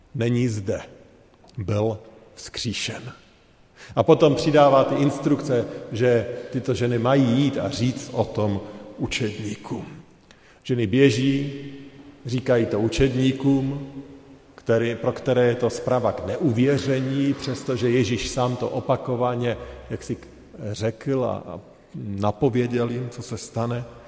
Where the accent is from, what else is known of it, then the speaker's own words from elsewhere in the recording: Czechia; My jako Češi